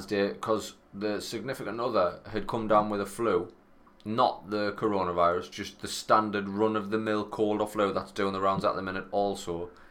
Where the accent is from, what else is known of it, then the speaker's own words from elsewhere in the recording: Sunderland, North East England, United Kingdom; I come from Sunderland